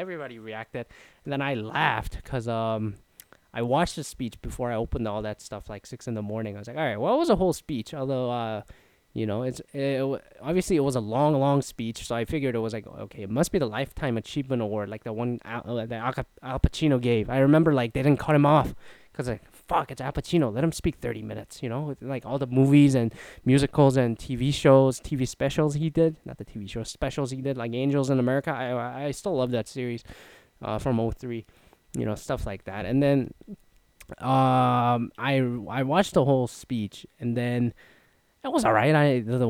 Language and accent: English; Canada; Anyways, Ryan Gosling, like all the nicest people, is Canadian. I'm Canadian. I'm not nice. I'm all right.